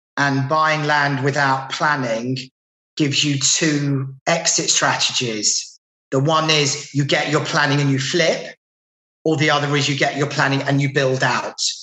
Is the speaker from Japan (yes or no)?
no; London, United Kingdom; now in Manchester, United Kingdom; I'm from London originally, and I now live in Manchester in England